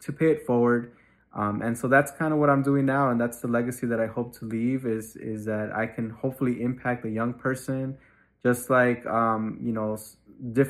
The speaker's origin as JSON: {"language": "English", "town": "Chicago", "region": "Illinois", "country": "United States", "tie": "born or raised there", "said": "I grew up on Chicago's Southwest Side, specifically in the Little Village community until I was in third grade."}